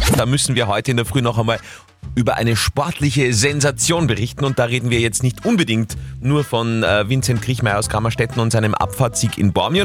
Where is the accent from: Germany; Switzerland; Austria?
Austria; Upper Austria; bei uns in Oberösterreich